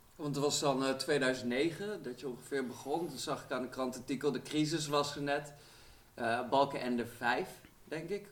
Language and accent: Dutch; Arnhem, Gelderland, Netherlands; Ik kom zelf uit Arnhem Zuid